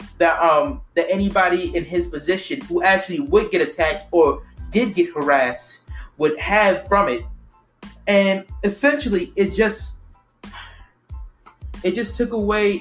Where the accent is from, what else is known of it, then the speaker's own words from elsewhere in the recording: United States; We're African. We're American African.